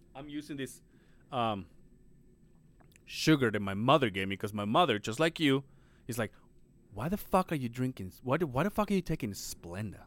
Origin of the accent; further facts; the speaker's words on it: Mexico; moved away as an adult; now in Utah, United States; I was raised in Mexico